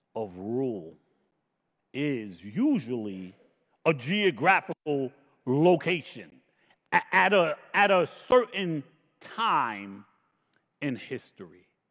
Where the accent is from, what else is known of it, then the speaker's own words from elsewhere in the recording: United States; I was born in America